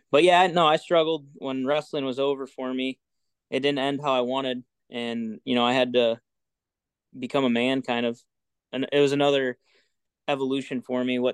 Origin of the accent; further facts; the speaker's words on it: Freeport, United States; I was born and raised in Freeport. Went to school in Dakota.